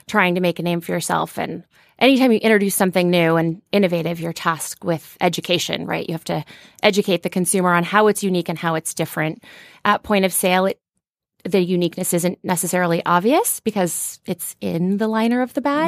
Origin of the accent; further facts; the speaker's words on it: Cherokee, Iowa, United States; moved away as an adult; now in Los Angeles, United States; I grew up in Northwest Iowa